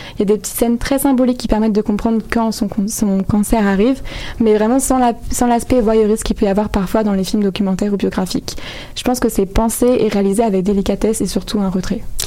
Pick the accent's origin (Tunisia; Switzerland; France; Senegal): France; Je suis française